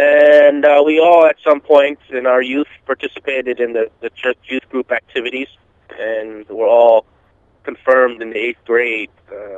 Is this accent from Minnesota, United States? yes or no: no; New Jersey, United States; also born or lived in Naperville, Illinois; I was born in Naperville, Illinois. Okay. I grew up in New Jersey.